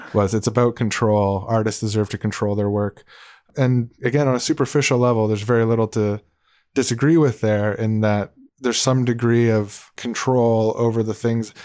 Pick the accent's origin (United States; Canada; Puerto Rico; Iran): Canada; we're Canadian podcast